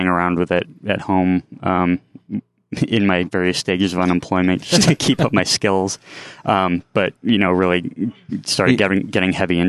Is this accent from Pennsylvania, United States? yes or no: yes; Lewisburg, Pennsylvania, United States; I'm originally from Pennsylvania. I move all over the place